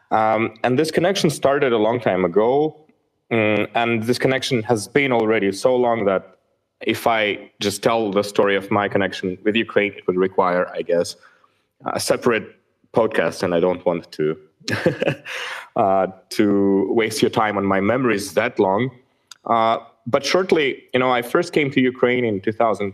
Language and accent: English; Bishkek, Kyrgyzstan; Bishkek, my hometown